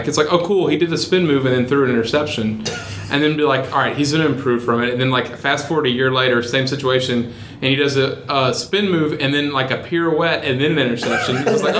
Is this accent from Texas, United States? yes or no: yes; Texas, United States; I grew up in Texas